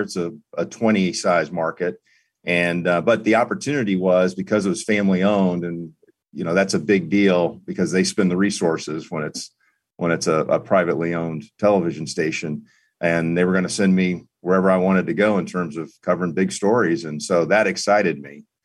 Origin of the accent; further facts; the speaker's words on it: East Coast, United States; moved away as an adult; now in Indianapolis, United States; I'm from the East Coast